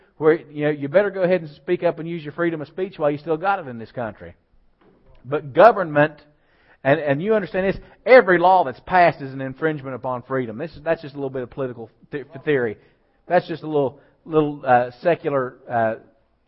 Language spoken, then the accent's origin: English; United States; I'm an American.